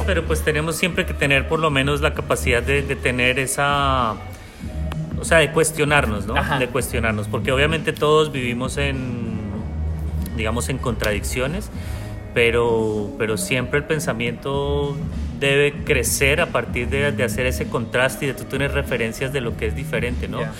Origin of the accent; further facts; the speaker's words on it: Bogotá, Colombia; now in Villa de Leyva, Colombia; yo crecí en Bogotá y ahorita estoy viviendo en Villa de Leiva